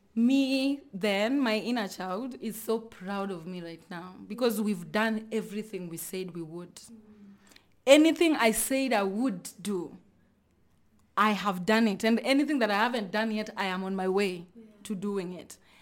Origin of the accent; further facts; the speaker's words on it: Luoland, Kenya; I come from Luoland